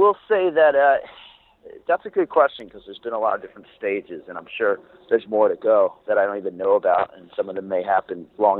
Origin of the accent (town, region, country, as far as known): New Jersey, United States; born or raised there